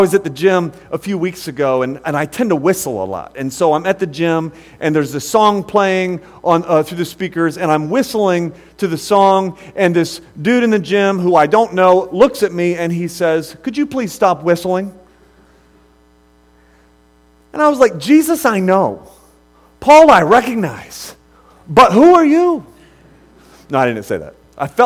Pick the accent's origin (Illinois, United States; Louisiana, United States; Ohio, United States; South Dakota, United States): Ohio, United States; Akron; moved away; I'm from originally from Akron, Ohio